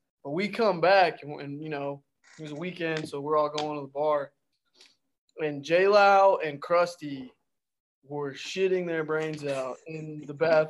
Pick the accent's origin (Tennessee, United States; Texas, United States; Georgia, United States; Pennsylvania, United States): Texas, United States; moved away as an adult; now in Ohio, United States; from Texas.